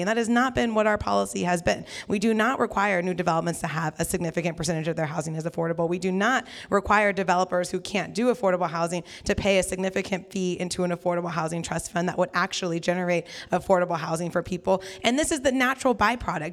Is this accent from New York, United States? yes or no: no; Central Valley, California, United States; now in Sacramento, United States; I'm from the Central Valley.